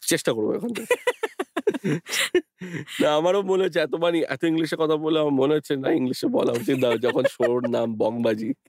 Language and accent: Bangla; Kolkata, West Bengal, India; যেসব জায়গাগুলো আমি ছোট থেকে বড় হয়েছি ধরো গড়িয়াহাট গোল পার্ক বা দ্যাট এন্টায়ার বেল্ট